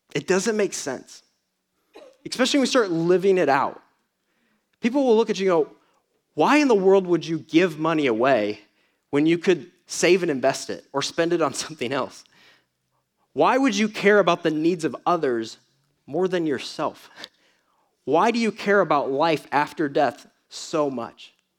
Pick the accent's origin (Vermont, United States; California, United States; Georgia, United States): Georgia, United States; Atlanta; moved away; I come from Atlanta